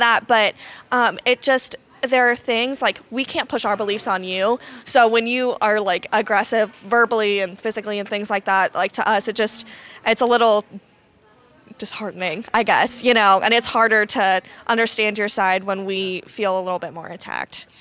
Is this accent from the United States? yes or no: yes; Columbus, Ohio, United States; I'm from Columbus, which is super L G B T friendly